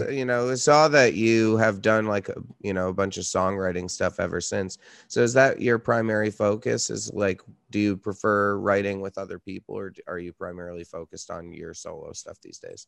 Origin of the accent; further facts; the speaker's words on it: Red Hook, New York, United States; moved away as an adult; now in Brooklyn, United States; I live in Brooklyn, but I grew up in upstate New York.